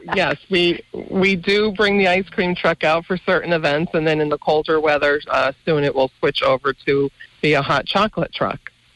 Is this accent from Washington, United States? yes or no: no; Mountain Top, Pennsylvania, United States; I grew up in Mountaintop